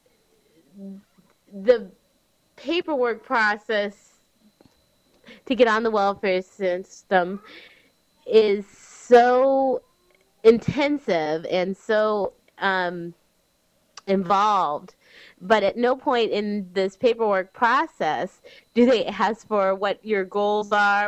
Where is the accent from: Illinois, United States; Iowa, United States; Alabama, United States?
Illinois, United States; Cary; I'm from Cary, Illinois